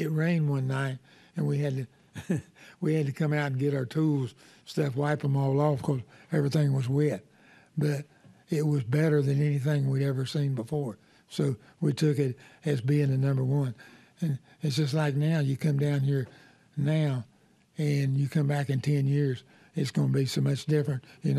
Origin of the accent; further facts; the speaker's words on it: Darlington, South Carolina, United States; We'd seen Darlington, but we grew up around Darlington. So Darlington was just a bigger racetrack than what we'd been.